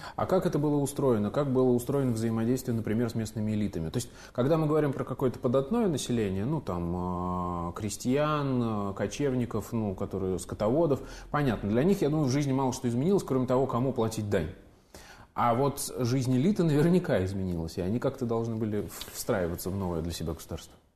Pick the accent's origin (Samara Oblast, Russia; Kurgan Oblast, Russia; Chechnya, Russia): Samara Oblast, Russia; Samara; moved away; приятно делать программу у себя на родине